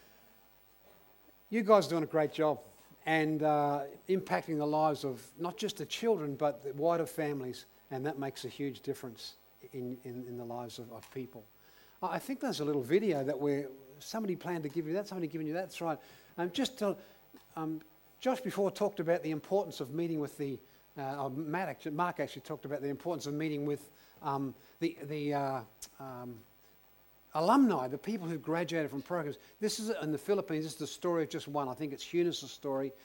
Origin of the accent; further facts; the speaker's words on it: Elizabeth, South Australia, Australia; also born or lived in Belfast, Northern Ireland; I grew up in South Australia. I came out as a 10-pound pom when I was 9 years of age, born in Belfast, Northern Ireland